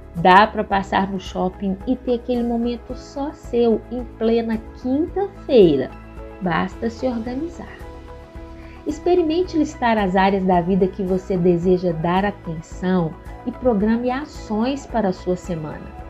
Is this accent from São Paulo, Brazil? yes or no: no; Belo Horizonte, Minas Gerais, Brazil; Eu sou mineira de Belo Horizonte